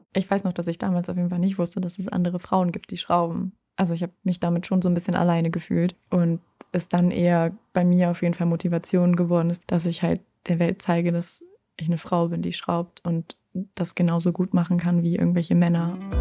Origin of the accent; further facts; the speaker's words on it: Braunschweig, Lower Saxony, Germany; moved away as an adult; now in Hamburg, Germany; ich komme ja eigentlich aus Braunschweig, bin ja letztes Jahr erst nach Hamburg gezogen